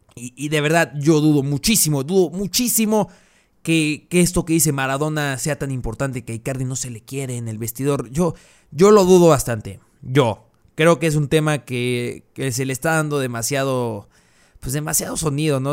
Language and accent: Spanish; Mexico; Saben que soy de México, para los que no saben, soy de México